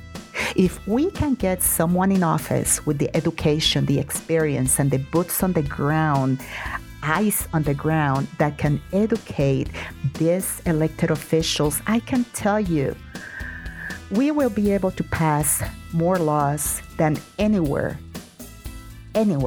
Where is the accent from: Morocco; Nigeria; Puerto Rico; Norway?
Puerto Rico; now in El Paso, United States; I did not born in El Paso. I am originally from Puerto Rico